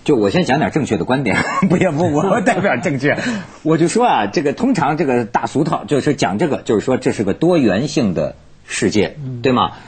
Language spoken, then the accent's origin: Chinese; Hebei, China; 我，河北人是非常实在的